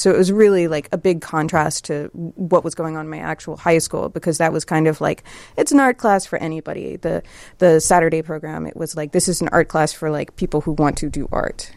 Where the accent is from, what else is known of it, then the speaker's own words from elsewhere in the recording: Columbus, Ohio, United States; I grew up in Columbus, Ohio